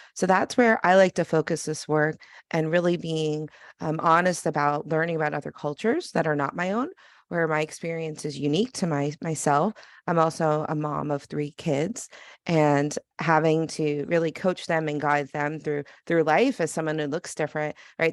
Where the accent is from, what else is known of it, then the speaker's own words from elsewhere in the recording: New York, United States; I'm from New York